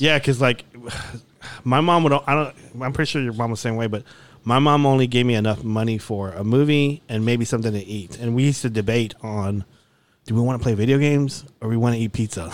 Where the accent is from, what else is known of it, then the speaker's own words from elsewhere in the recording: Dallas, Texas, United States; they let me enroll to Arcadia Park